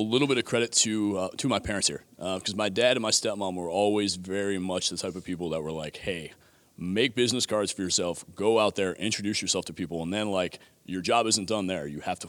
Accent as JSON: {"language": "English", "town": "Buffalo", "region": "New York", "country": "United States", "tie": "born or raised there", "said": "So I grew up in Buffalo, New York."}